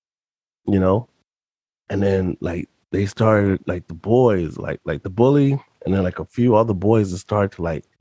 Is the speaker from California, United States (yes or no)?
no; New York, United States; also born or lived in Yonkers; I was in private school when I lived in the Bronx from pre-K to seventh grade, because during the seventh grade mid-year, we moved from the Bronx to Yonkers